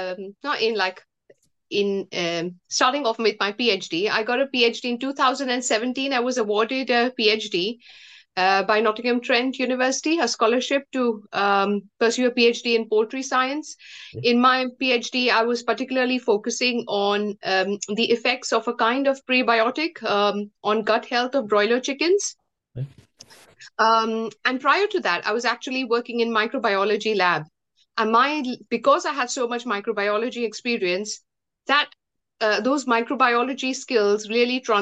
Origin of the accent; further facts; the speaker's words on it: India; moved away as an adult; I come from India, and I came to this country in 2007.